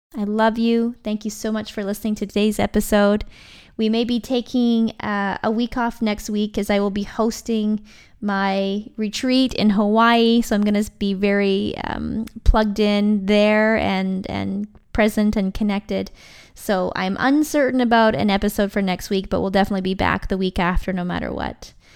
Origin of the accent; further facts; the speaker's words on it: Vancouver Island, British Columbia, Canada; I'm from Vancouver Island. That's where I was living at the time.